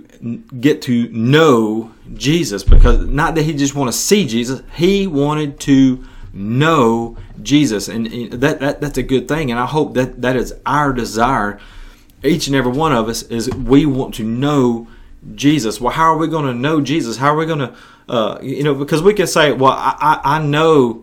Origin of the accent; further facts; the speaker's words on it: West Tennessee, United States; my hometown in West Tennessee